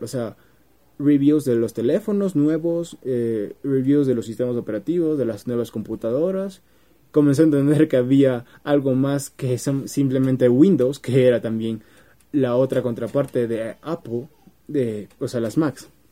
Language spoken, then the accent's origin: Spanish; Peru; En mi país, Perú, es escuela secundaria